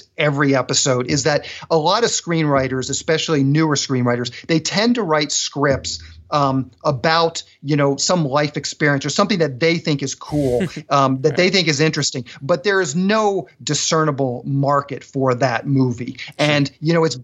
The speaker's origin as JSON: {"language": "English", "town": "Annapolis", "region": "Maryland", "country": "United States", "tie": "born or raised there", "moved": "as an adult", "lives_now": "Los Angeles, United States", "said": "I grew up on the East Coast, Annapolis, Maryland, to be specific. And I came out here after college"}